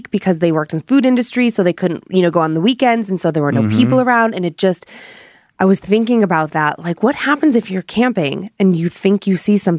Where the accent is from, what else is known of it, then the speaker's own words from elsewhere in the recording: Cuyahoga County, Ohio, United States; I grew up in Cuyahoga County